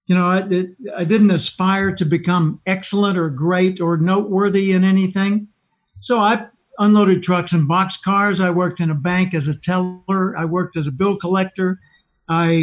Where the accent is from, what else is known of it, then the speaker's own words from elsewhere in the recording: Little Rock, Arkansas, United States; I grew up in Little Rock, Arkansas.